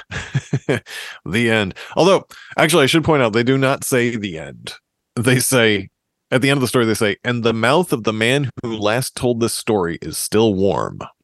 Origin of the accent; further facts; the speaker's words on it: Massachusetts, United States; We are from Massachusetts, which is the home of hardcore